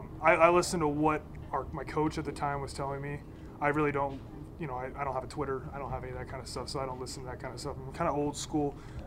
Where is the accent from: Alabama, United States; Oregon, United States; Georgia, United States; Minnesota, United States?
Oregon, United States; because I'm from Oregon